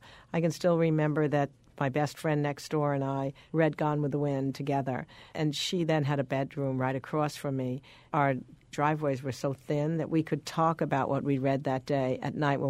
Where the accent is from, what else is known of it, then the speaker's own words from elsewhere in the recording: New York, United States; moved away as an adult; also born or lived in Boston; I grew up in New York.